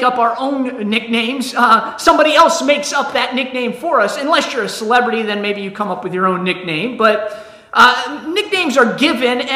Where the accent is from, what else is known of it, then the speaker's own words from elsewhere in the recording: Ohio, United States; I'm from Ohio